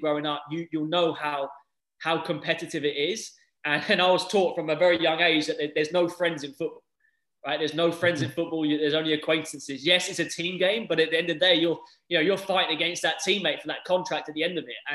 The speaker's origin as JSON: {"language": "English", "region": "England", "country": "United Kingdom", "tie": "born or raised there", "moved": "as an adult", "lives_now": "United States", "said": "growing up in England"}